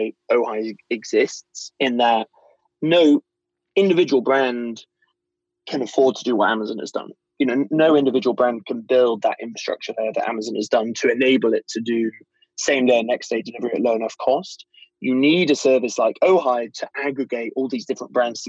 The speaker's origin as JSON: {"language": "English", "country": "United Kingdom", "said": "I'm British"}